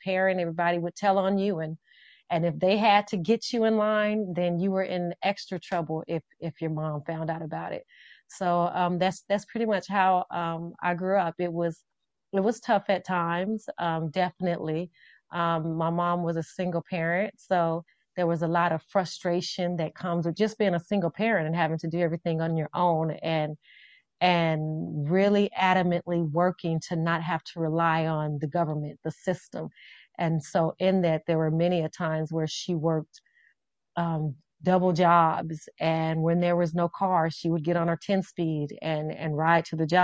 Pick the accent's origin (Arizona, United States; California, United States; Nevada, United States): Nevada, United States; Las Vegas; growing up, I grew up in Las Vegas. We call it Vegas.